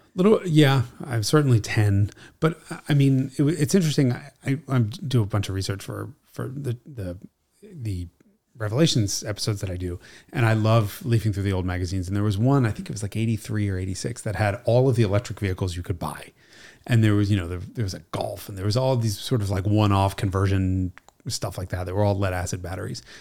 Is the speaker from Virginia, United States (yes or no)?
no; New York City, New York, United States; she's Italian and we're from Brooklyn.